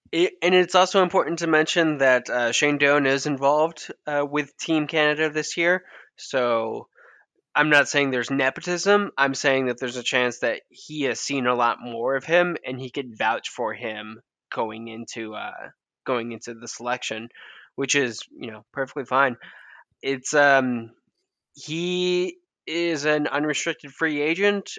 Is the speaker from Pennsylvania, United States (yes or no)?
no; Western New York, United States; I am from Western New York